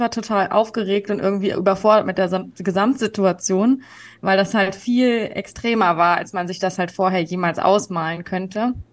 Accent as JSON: {"language": "German", "region": "Berlin", "country": "Germany", "tie": "born or raised there", "said": "Genau, ich bin in Berlin geboren und aufgewachsen und ähm, meine Mutter kommt auch aus Berlin, also"}